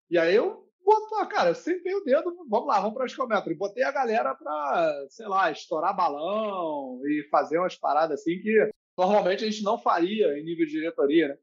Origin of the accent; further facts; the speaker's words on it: Rio de Janeiro, Brazil; moved away as an adult; also born or lived in Germany; now in Barcelona, Spain; pelo sotaque, acho que o sotaque entrega um pouco, né? Eu sou do Rio